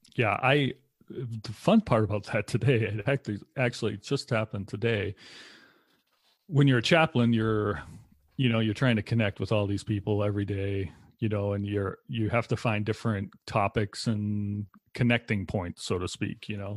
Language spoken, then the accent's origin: English; Lowell, Massachusetts, United States; moved away as an adult; now in Wisconsin, United States; I grew up in Lowell, Massachusetts, which is a little bit north of Boston